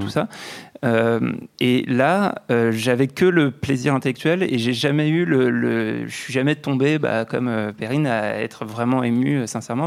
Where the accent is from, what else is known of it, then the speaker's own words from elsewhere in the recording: France; accent: French; avec mon petit accent français